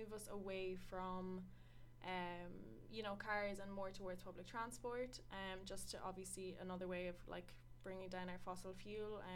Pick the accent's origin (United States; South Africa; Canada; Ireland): Ireland; Sligo, Connacht; I'm from Sligo